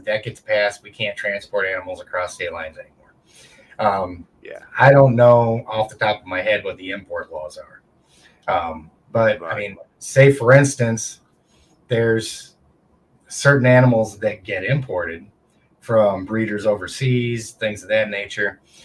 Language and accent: English; United States; I'm an American combat vet